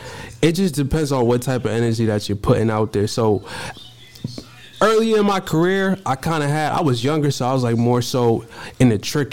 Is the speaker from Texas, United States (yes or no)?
no; Cambridge, Massachusetts, United States; also born or lived in Malden; I'm from North Cambridge.